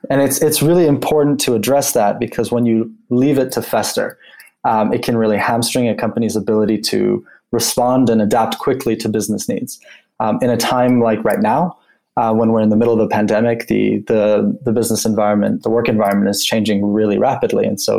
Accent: Geneva, Switzerland; before that, I grew up in Geneva, Switzerland. And being from there, my parents worked at the UN, and sort of coming from a UN family

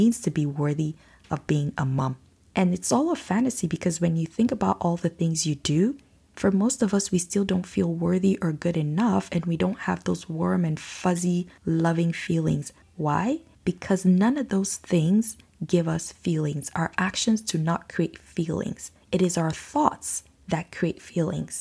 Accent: Nigeria; now in Canada; Growing up in Nigeria

